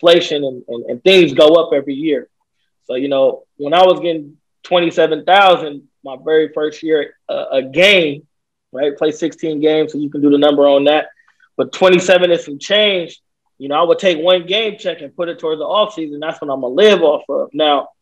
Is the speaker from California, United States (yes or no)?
yes; Vallejo, California, United States; I grew up in Vallejo, California